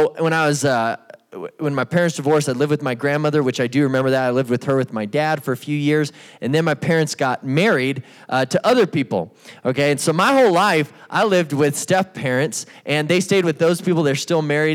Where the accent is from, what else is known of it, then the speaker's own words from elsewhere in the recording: Albuquerque, New Mexico, United States; I grew up in Albuquerque, New Mexico, right over here in the East Mountains.